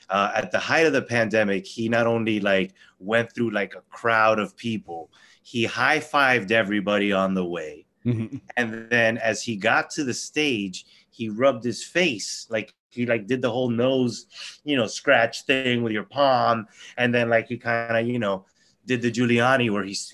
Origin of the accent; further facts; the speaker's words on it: Florida, United States; I can think of one right off the top of my head mm-hmm. right now, which is my home state, Florida.